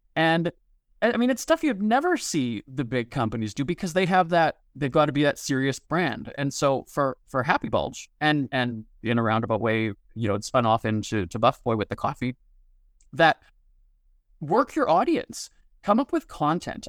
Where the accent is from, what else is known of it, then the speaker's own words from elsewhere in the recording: Winnipeg, Manitoba, Canada; also born or lived in Hollywood; created the brand as Winnipeg cheapskate in my hometown